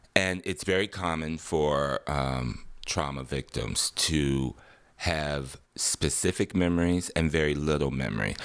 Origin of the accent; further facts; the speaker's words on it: Detroit, Michigan, United States; I grew up in Detroit, Michigan, nineteen sixty-two